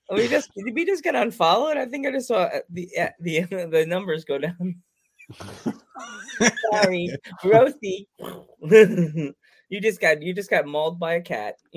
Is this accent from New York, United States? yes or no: yes; Long Island, New York, United States; now in Pennsylvania, United States; I grew up in Long Island, where geeks from, like us New Yorkers, we don't think we're spoiled till I moved out of Long Island and I moved to Pennsylvania